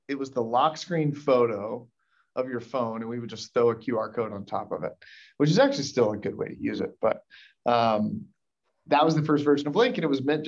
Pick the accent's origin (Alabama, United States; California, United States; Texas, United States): Alabama, United States; Birmingham; also born or lived in Tennessee; Birmingham, my hometown, which is where I'm joining you from today